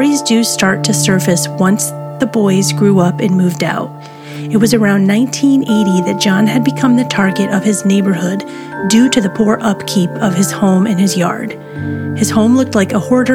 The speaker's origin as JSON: {"language": "English", "area": "Syracuse area", "region": "New York", "country": "United States", "tie": "born or raised there", "said": "in my own hometown"}